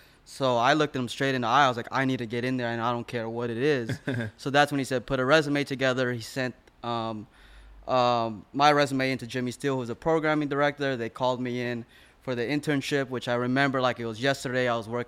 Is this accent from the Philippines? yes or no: yes; Philippines; And I'm Filipino, so it's either you're in the nurse or military.